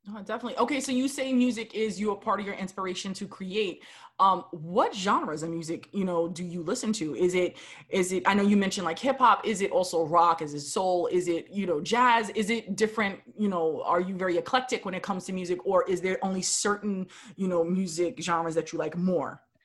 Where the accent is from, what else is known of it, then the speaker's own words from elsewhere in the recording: New York, United States; I was born and raised in New York